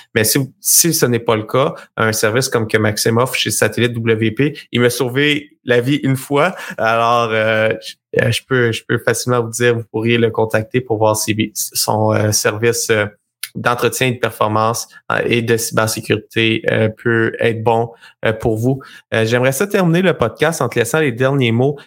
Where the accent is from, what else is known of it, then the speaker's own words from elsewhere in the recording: Sherbrooke, Quebec, Canada; je viens de la région de Sherbrooke